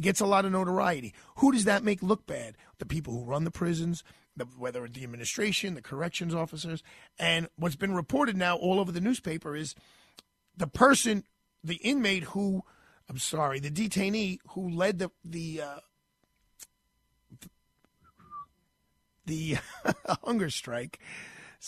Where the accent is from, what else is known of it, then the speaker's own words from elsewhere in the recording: New York City, New York, United States; I am a New Yorker